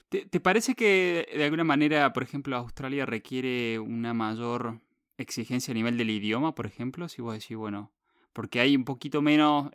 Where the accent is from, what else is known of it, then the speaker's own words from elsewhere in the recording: Río Tercero, Córdoba, Argentina; a mi ciudad natal, en Córdoba, llama Río Tercero